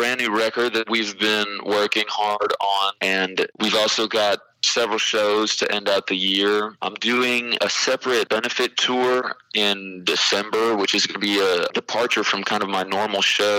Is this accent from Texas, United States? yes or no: yes; Del Rio, Texas, United States; growing up in Del Rio, which is only 60 miles away.